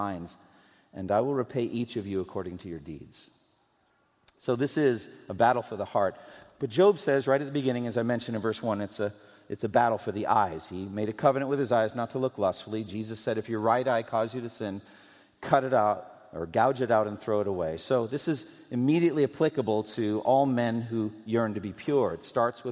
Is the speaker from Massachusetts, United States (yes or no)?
yes; Massachusetts, United States; moved away; also born or lived in Louisville, Kentucky; I'm from Massachusetts